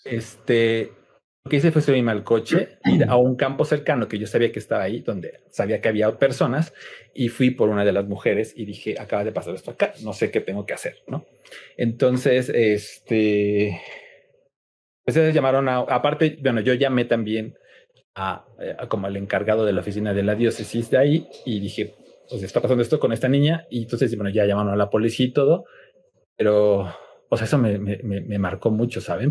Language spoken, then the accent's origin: Spanish; Cuernavaca, Morelos, Mexico; moved away as an adult; now in Mexico City, Mexico; nací en la Ciudad de México, pero muy, eh, como a los 10 años me llevaron a vivir a Cuernavaca, entonces puedo decir que crecí realmente en, Cuernavaca